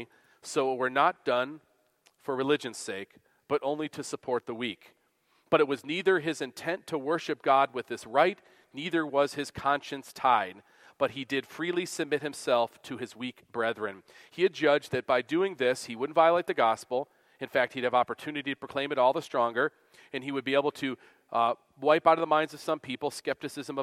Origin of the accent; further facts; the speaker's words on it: Western New York, United States; where I grew up in Western New York